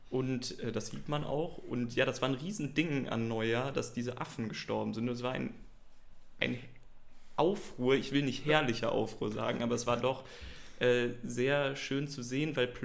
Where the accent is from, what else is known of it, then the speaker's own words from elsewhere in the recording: Krefeld, North Rhine-Westphalia, Germany; ich komme gebürtig aus Krefeld. Ähm, bin der Stadt nicht so positiv gegenüber.